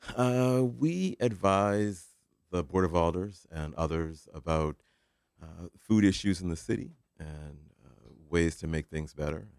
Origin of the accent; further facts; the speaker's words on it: Ohio, United States; now in Connecticut, United States; I'm from Ohio